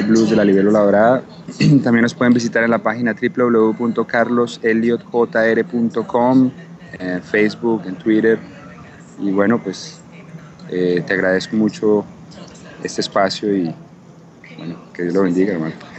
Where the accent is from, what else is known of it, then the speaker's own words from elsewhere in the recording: Pereira, Risaralda, Colombia; siendo un artista colombiano, latino, distinto